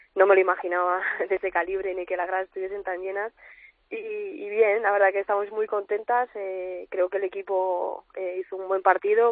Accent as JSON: {"language": "Spanish", "town": "Madrid", "region": "Community of Madrid", "country": "Spain", "said": "también soy de aquí de Madrid"}